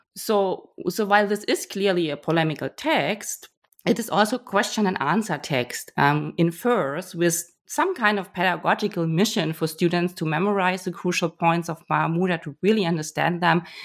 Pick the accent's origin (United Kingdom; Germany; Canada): Germany; moved away; also born or lived in Hamburg; I'm originally from Germany